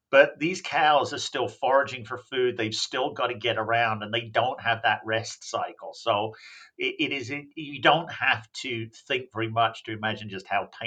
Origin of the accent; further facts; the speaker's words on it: England, United Kingdom; And I should point out I'm actually from England. I don't know what the hell happened to my accent, but it confuses people.